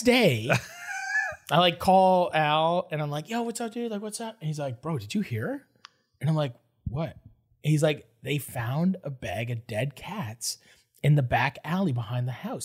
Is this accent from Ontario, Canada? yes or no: yes; Toronto, Ontario, Canada; I'm from Toronto